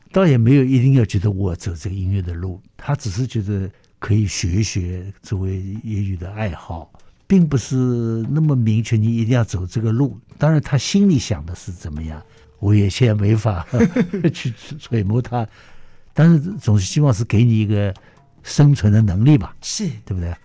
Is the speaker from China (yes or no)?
yes; Shanghai, China; moved away as an adult; also born or lived in Singapore; now in Taipei, Taiwan; 所以上海对我来讲确实是 呃，太重要了，是是我生我养我这个，这个，这个学习的、培养我成长的一个，一个，一个地方